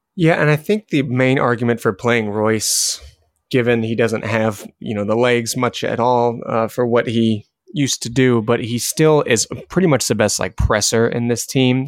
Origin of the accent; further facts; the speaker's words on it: United States; us as American fans